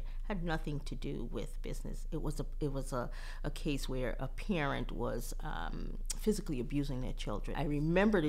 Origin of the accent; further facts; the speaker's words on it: U.S. Virgin Islands; moved away; I'm originally from St. Croix, Virgin Islands